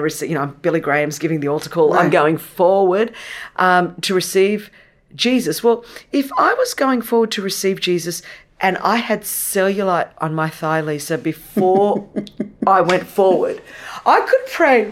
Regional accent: Australia; first language Greek; English is a second language; I was born in Australia, never Australian enough for the Australians because I was Greek. Uh, and didn't speak English until I went to school

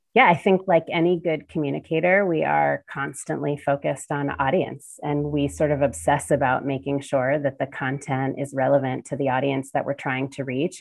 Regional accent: Cincinnati, Ohio, United States; my hometown of Cincinnati, Ohio

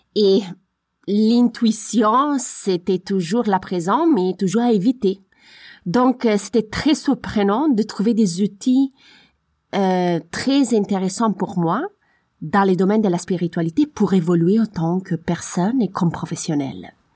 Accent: Italy; French is a second language; moved away; je suis italienne

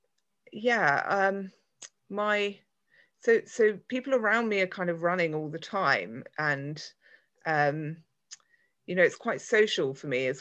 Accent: London, United Kingdom; moved away as an adult; also born or lived in Canterbury; I'm from London, but I moved to a place called Canterbury for work.

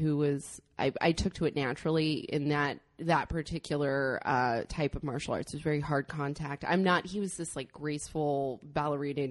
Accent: Northern California, United States; also born or lived in San Luis Obispo, California / Los Angeles, California; I was born in San Luis Obispo and raised in Northern California, and I've been down in LA for the last 10 years

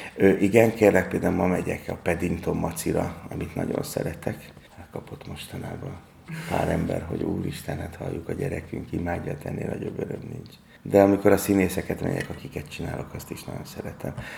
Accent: Budapest, Hungary; Én a Práter utcában nőttem föl, és az a 8. kerülethez tartozik, tehát van, ott nőttem föl, és a Vas utcába születtem.

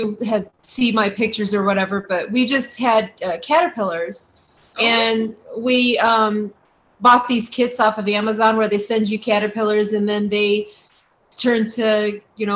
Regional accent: Ohio, United States; moved away; we live in the desert and I grew up in Ohio

